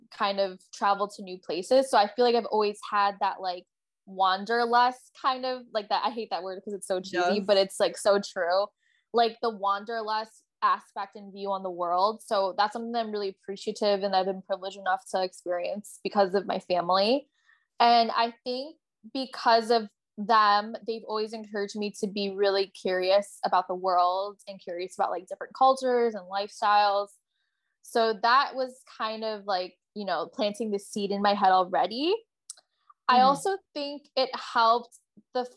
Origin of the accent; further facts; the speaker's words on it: Buffalo, New York, United States; moved away as an adult; also born or lived in Albany, New York / Oneonta, New York / Chicago; now in Oahu, United States; Buffalo is my hometown, but like I obviously lived in the suburbs